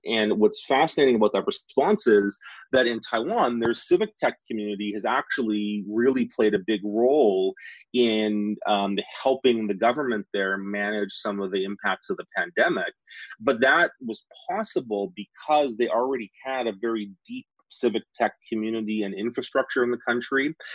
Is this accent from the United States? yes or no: no; Saskatchewan, Canada; I grew up in Saskatchewan. I'm a Western Canadian